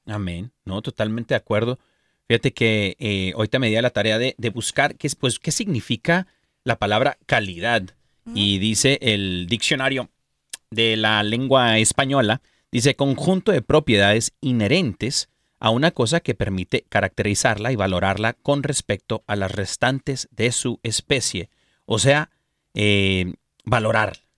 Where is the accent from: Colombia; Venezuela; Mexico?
Mexico; soy mexicano